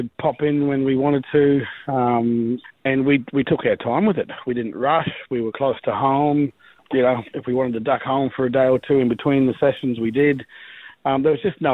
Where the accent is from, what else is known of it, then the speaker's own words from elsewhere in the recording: Rockhampton, Queensland, Australia; we grew up in Rocky where a lot of our family